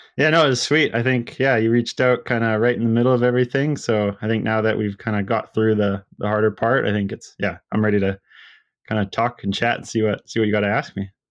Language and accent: English; Sunshine Coast, outside of Vancouver, British Columbia, Canada; I grew up on like the Sunshine Coast. It's just kind of a little, it's a community outside of Seashell